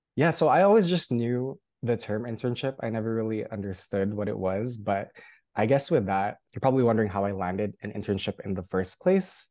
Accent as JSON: {"language": "English", "town": "Union City", "region": "California", "country": "United States", "tie": "born or raised there", "also_born_or_lived": "Hawaii", "moved": "as an adult", "said": "I did grow up in California, specifically in the Bay Area, in a small suburb city called Union City"}